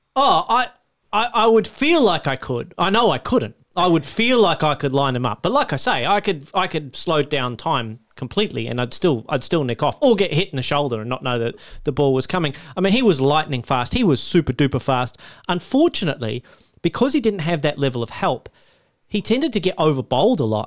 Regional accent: Australia; As an Australian

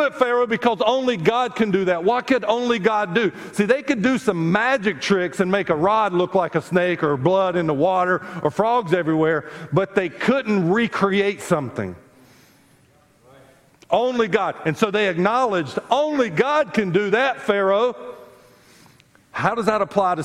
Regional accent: South Carolina, United States; I grew up in South Carolina

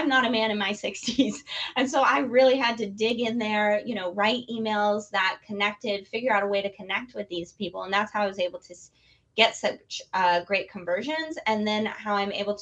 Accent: Detroit, Michigan, United States; I was born in Detroit

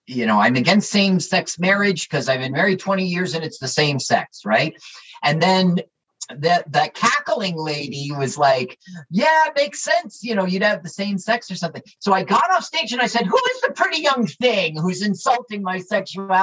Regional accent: Little Ferry, New Jersey, United States; I am a Jersey comedian who is not gay, but I am from Little Ferry.

